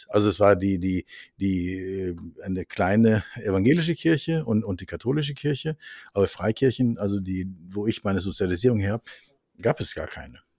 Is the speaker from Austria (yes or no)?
no; Norway; now in Germany; ich bin Norweger, meine Frau ist Französin. Wir haben uns in Aachen kennengelernt.